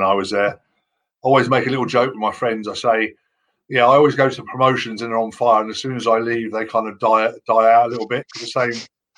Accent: United Kingdom

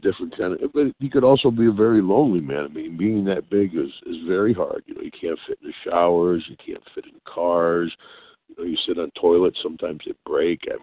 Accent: Glens Falls, New York, United States; I grew up in Glens Falls, New York, up above Albany, up in the Adirondack Mountains, upstate

